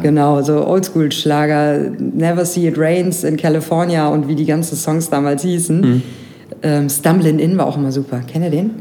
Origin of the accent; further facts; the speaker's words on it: Grevenbroich, North Rhine-Westphalia, Germany; bei uns in Grevenbroich, da komme ich ja gebürtig her